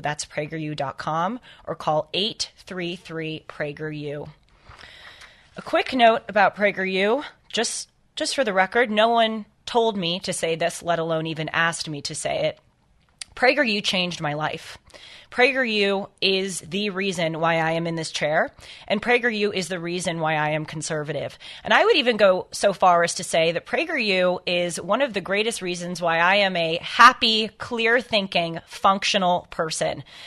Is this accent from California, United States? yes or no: yes; Los Angeles, California, United States; I grew up in Los Angeles